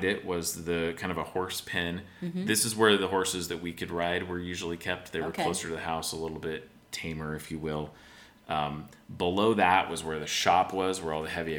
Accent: Spokane, Washington, United States; growing up in Spokane and spending summers down there in rural America

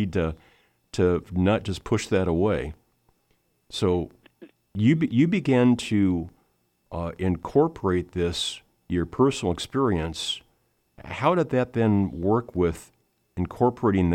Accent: Lincoln, Nebraska, United States; now in Colorado, United States; my hometown of Lincoln

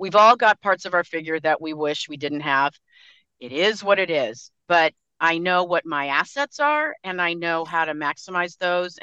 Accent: La Jolla, California, United States; I grew up in La Jolla, California, and I was at the beach all the time

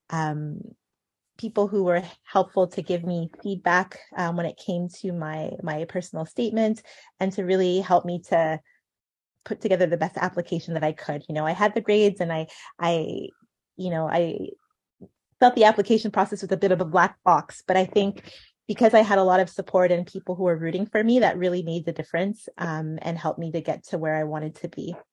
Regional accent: Ghana; being Ghanaian, um, we have our aunties and uncles who also, you know, adopt us, who are our family friends, but become aunties and uncles

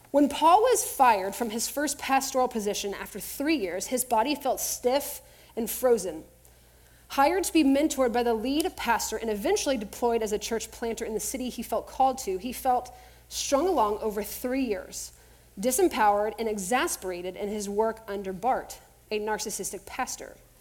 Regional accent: Texas, United States; growing up in Texas

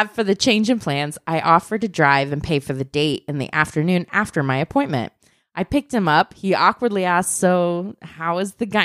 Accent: Michigan, United States; I was leaving for Cincinnati, Ohio in the fall, and I'm from Michigan.

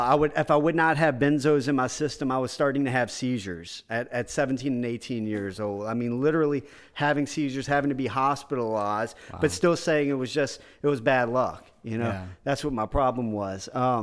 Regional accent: Houma, Louisiana, United States; And I ended up going back to Houma, my hometown.

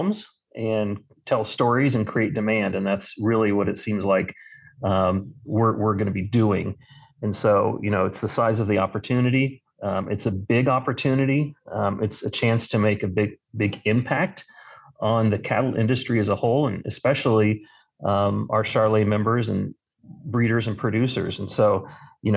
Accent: Wichita, Kansas, United States; I am from Wichita, Kansas, where I went to Wichita State

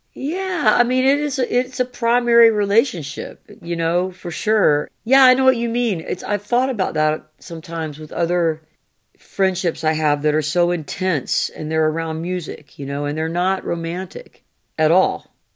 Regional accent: the American South, United States; I'm a Southerner.

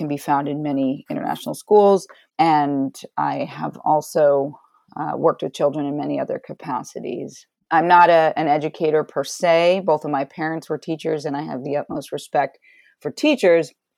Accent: New York City, New York, United States; also born or lived in Shinnecock Reservation, Southampton, New York; was born and raised in New York City

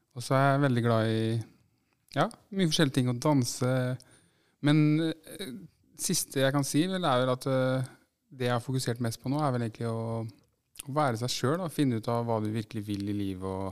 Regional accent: Fredrikstad, Østfold, Norway; jeg er født i Fredrikstad. Og, og egentlig bodd her nesten hele mitt liv

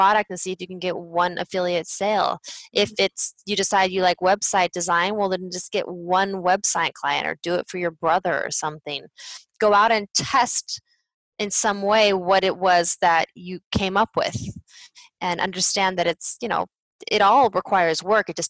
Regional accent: United States; moved away as an adult; also born or lived in Spain / France; As an American

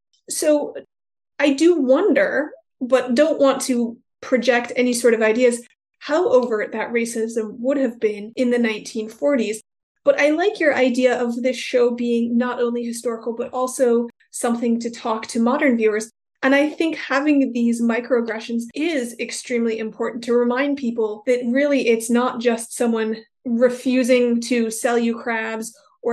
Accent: Minnesota, United States; also born or lived in Chicago area, Illinois; I was actually born outside of Chicago. So kind of in the same area of Rockford. Mm-hmm, yeah. I grew up in Minnesota. All of the settlements there originally was Scandinavians or Germans.

